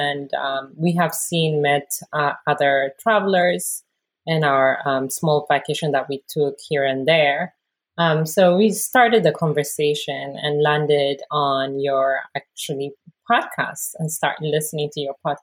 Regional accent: Ethiopia; moved away as an adult; now in United States; I am originally from Ethiopia. I was born and raised there before I moved to U.S. about 21 years ago

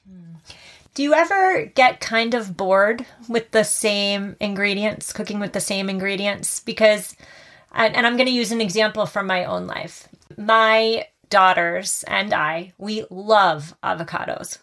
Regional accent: Massachusetts, United States; my home state of Massachusetts

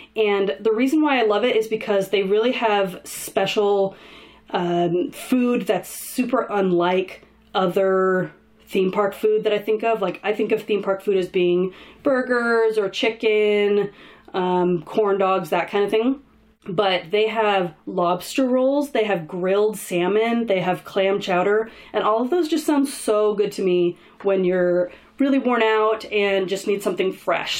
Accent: Southern California, United States; I grew up in Southern California, so I used to visit Disneyland almost every week as a kid.

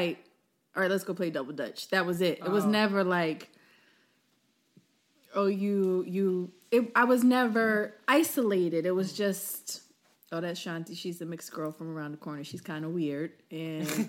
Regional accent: Philadelphia, Pennsylvania, United States; majority of your friends were black growing up in Philadelphia, going to public schools

